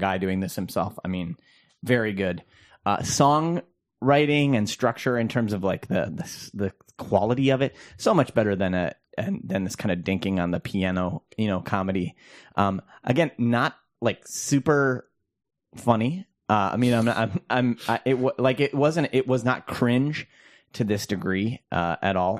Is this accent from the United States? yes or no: yes; Minnesota, United States; as a Minnesotan